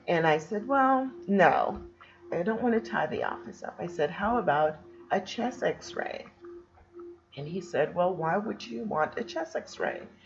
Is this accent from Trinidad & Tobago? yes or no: no; Jamaica; moved away; I was born in Jamaica